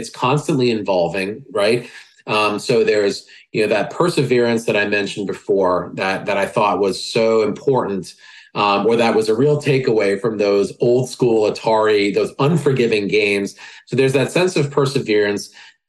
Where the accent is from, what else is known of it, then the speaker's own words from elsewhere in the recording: New York, United States; I'm a New Yorker. I talk like I like that conversational style, right?